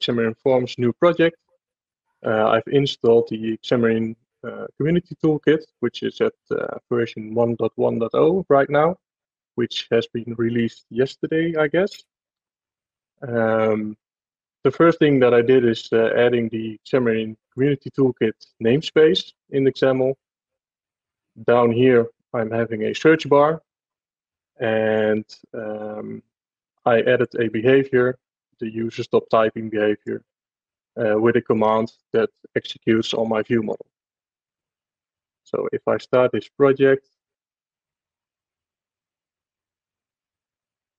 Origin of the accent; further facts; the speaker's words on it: Netherlands; I'm from the Netherlands